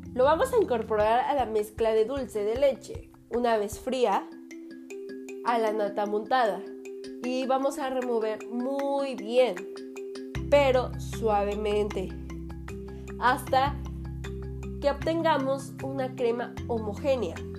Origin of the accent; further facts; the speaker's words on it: Mexico; also born or lived in Fortín de las Flores, Veracruz; Soy mexicana y estamos transmitiendo desde la ciudad de Fortín de las Flores, Veracruz